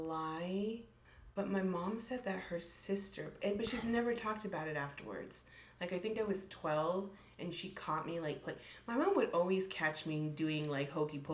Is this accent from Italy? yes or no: no; Monterey, California, United States; I was born in California, Monterey.